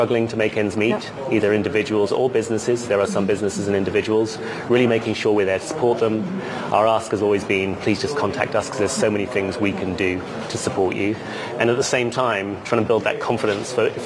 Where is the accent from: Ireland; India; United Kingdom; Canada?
United Kingdom; I'm British